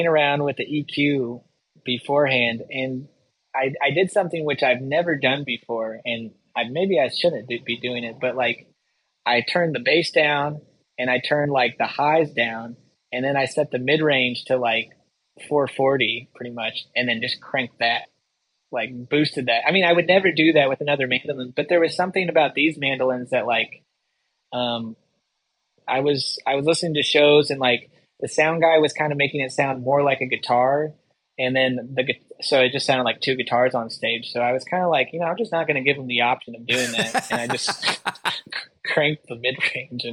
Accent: Yakima Valley, Washington, United States; moved away as an adult; also born or lived in Asheville; I grew up in the Yakima Valley in Washington

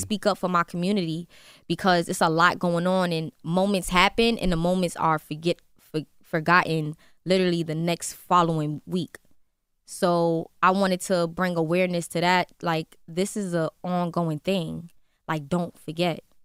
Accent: New York City, New York, United States; I'm from Brooklyn

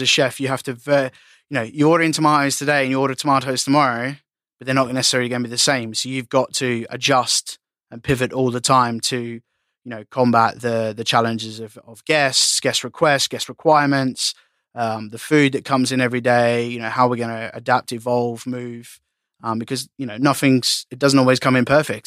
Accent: Australia; being Aussie

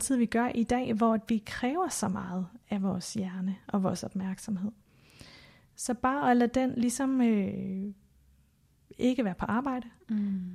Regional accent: Denmark; born or raised there; moved away

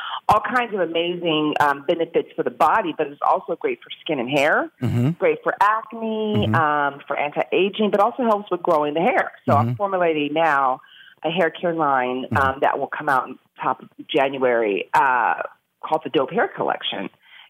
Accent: California, United States; I'm from California. Of course, I know all about the legalities there.

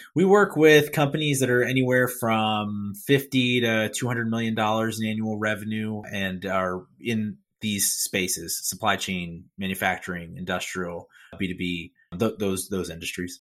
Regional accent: Philadelphia, Pennsylvania, United States; I'm from Philadelphia, Pennsylvania

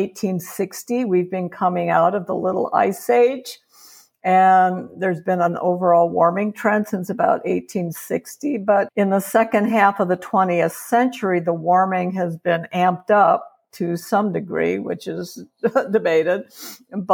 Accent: Chicago, Illinois, United States; moved away as an adult; also born or lived in Georgia; now in Reno, United States; I'm a Chicagoan and spent my early decades in Chicago

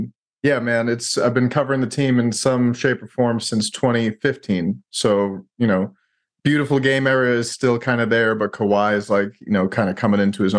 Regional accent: New York, United States; Yeah, so I grew up in New York, went to school in Boston, fell in love with a girl from San Antonio

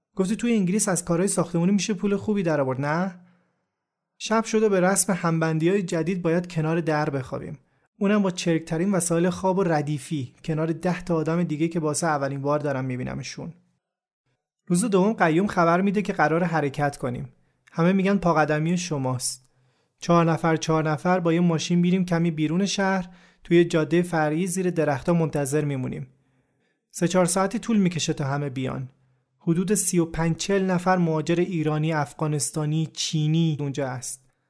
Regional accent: Shiraz, Fars, Iran; moved away; همه عمرم دلم نمیخواست از شیراز دور بشم

